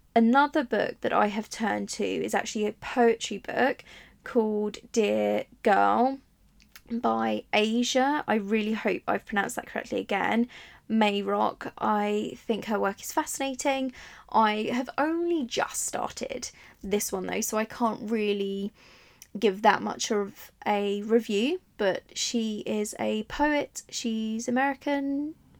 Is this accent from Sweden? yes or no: no; Italy; now in England; I grew up in Italy